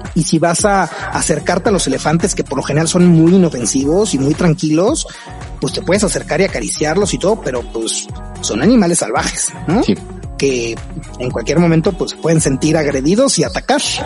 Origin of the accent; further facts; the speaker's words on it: Mexico; como mexicanos necesitamos visa